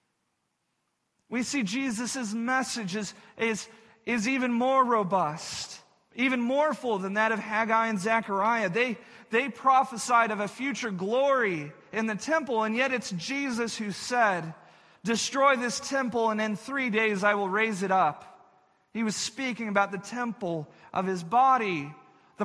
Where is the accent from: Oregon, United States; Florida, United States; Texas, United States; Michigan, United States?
Texas, United States; where I grew up in Texas